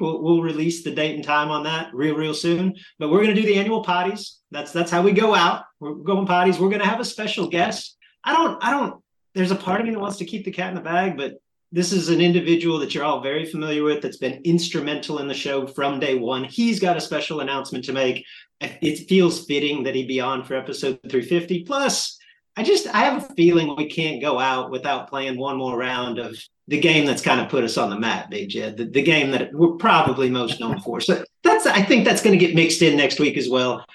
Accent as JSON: {"language": "English", "region": "Texas", "country": "United States", "said": "I was from Texas"}